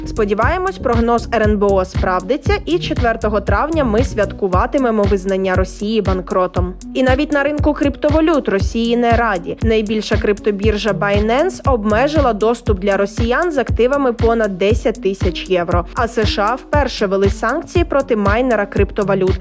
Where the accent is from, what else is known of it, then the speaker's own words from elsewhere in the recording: Ukraine; Ми з України